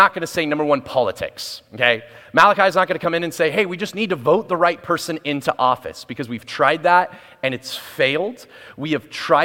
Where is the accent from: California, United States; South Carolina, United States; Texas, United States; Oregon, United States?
Oregon, United States; Portland; moved away as an adult; also born or lived in West Valley, Arizona; now in Arizona, United States; I'm from Portland, Oregon, moved here in January 7th.